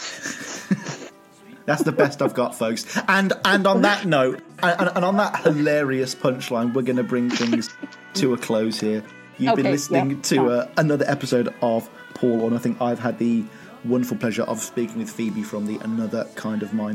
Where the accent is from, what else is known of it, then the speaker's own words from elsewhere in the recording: Aldridge, West Midlands, United Kingdom; I come from Aldridge, which is about a 20-minute drive from Birmingham Centre. Me and Denny Lane would have grown up in the same sort of area